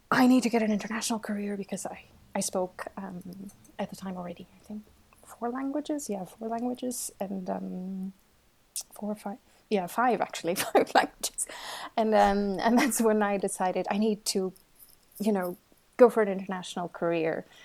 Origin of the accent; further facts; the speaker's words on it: Porto, Norte, Portugal; moved away as an adult; now in Switzerland; I'm originally from Portugal.